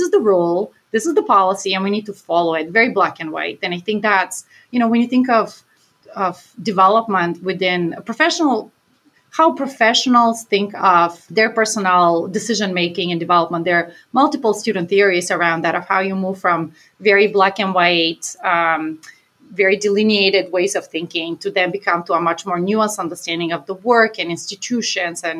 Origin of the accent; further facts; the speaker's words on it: Bulgaria; now in Maine, United States; my hometown, which was 100,000 people, one of the largest cities in Bulgaria, where I'm from.